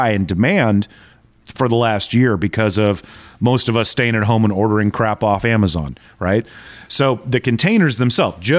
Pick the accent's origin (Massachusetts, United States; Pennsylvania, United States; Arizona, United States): Arizona, United States; Tucson; moved away; Tucson, my hometown